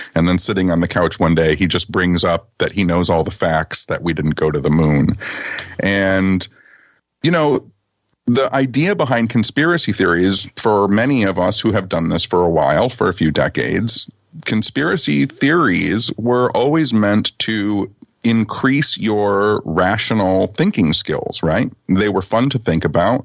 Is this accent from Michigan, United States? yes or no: yes; Detroit, Michigan, United States; I was a punk rock kid living on the outskirts of Detroit